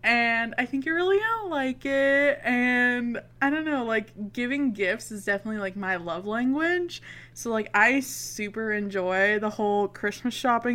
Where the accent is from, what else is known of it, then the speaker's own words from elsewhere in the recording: Canada; Emily and I are Canadians